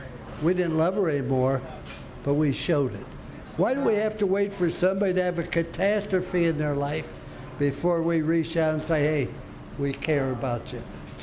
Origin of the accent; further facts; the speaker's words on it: Ohio, United States; now in Florida, United States; I came from Ohio.